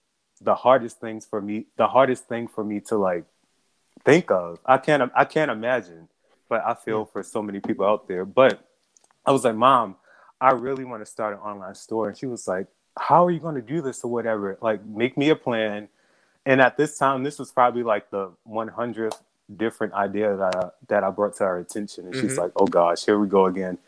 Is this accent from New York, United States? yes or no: no; Baltimore, Maryland, United States; now in Charleston, United States; I'm originally from Baltimore